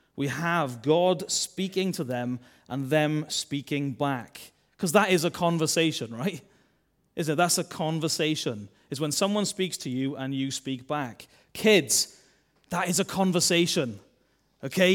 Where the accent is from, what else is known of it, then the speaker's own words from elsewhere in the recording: Wales, United Kingdom; accent: Welsh; I'm a Welsh man